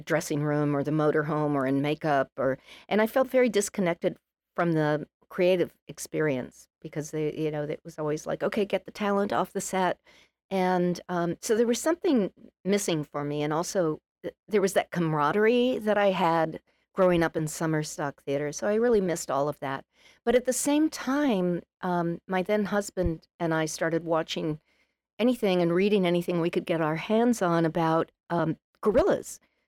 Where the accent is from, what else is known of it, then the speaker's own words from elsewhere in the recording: Massachusetts, United States; So, I was raised on Cape Cod, which is quite unusual. A lot of people go to the Cape, but not many people are spawned there.